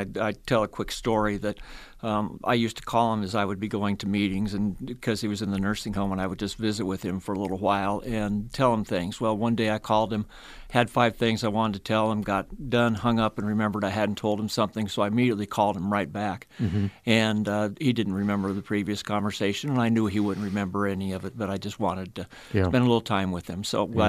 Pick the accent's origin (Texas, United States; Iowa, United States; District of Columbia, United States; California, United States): Iowa, United States; Sheraton; I was raised in Sheraton, Iowa. My father worked for Hy-Vee.